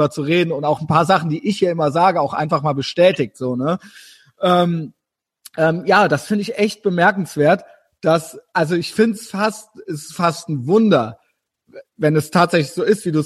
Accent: Germany

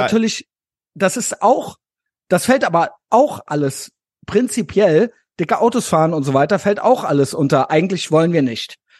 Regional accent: Koblenz, Rhineland-Palatinate, Germany; born or raised there

